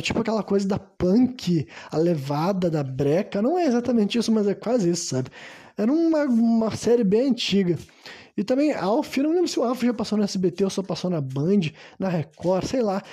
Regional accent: Brazil; Eu, enquanto brasileiro

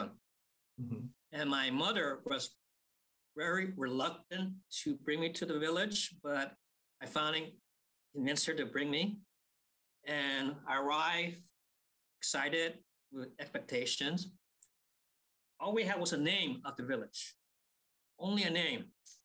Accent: United States; now in Portland, United States; I was born in America. I'm an ABC, American-born Chinese

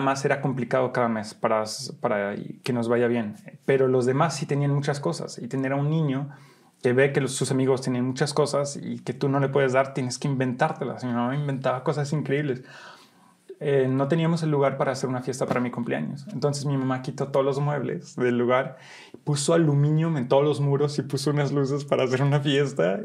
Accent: Brussels, Brussels-Capital Region, Belgium; moved away as an adult; also born or lived in Molenbeek / New York; now in Mexico; nací en Bélgica, Bruselas, Bélgica, y mm, nací de una mamá mexicana que venía de Sinaloa y de un papá belga

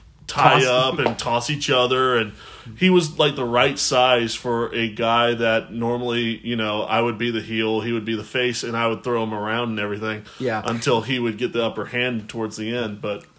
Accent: Wyoming, United States; moved away; Yeah, I lived in Wyoming first. I grew up mostly in Wyoming.

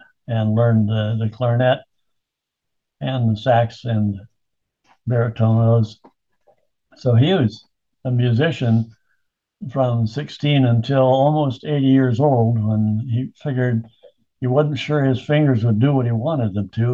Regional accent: California, United States; moved away as an adult; now in Utah, United States; I was born and bred in California and lived there for most of my life until we retired. And then we came to Utah after

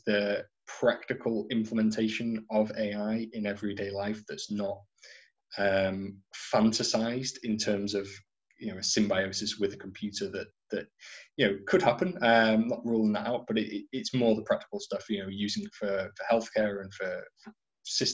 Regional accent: North Wales, United Kingdom; now in Ireland; I'm originally from North Wales

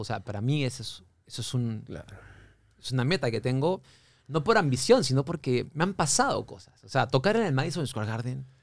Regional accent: Lima, Peru; also born or lived in Miami

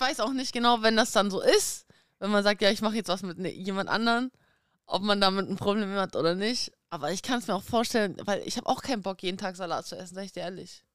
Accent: Dortmund, North Rhine-Westphalia, Germany; also born or lived in Kazakhstan; ich bin in Kasachstan geboren. Ich bin mit einem Jahr nach Deutschland gekommen. Ich bin natürlich hier in Deutschland auch aufgewachsen

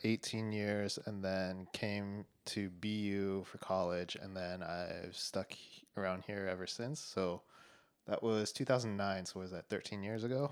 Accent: Denver, Colorado, United States; moved away as an adult; now in Boston, United States; I was born in Denver, Colorado

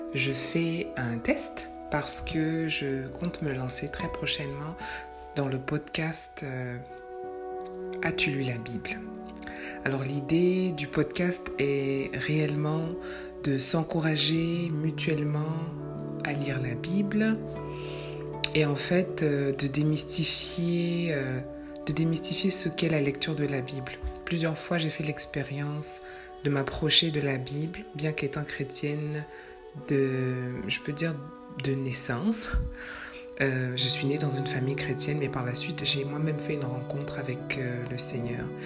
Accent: Quebec, Canada; comme on dit chez nous au Québec

